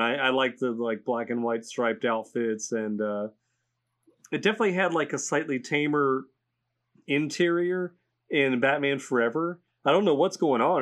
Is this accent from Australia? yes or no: no; United States; as an American